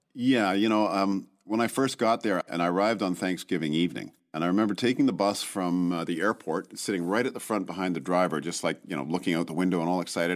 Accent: Vancouver, British Columbia, Canada; moved away; Oh, Vancouver

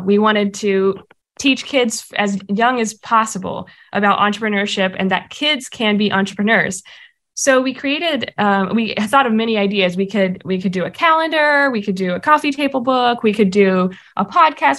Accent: Arkansas, United States; moved away as an adult; now in Springfield, United States; my home state of Arkansas

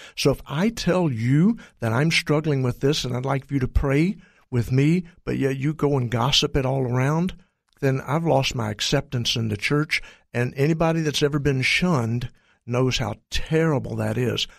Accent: Texas, United States; I'm from Texas

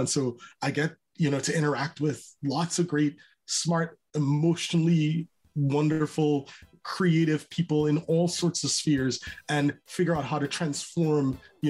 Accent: Trinidad & Tobago; I'm from Trinidad. You probably can tell that I love people

